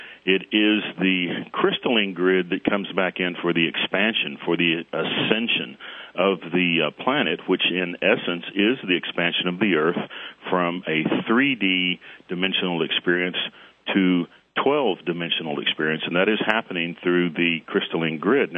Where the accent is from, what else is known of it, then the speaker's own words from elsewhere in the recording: Arkansas, United States; moved away as an adult; I am a geologist, and I grew up in Arkansas.